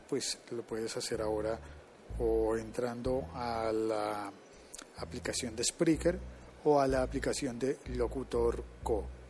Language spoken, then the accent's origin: Spanish; Colombia; uno de esos países era Colombia. Es decir, en mi país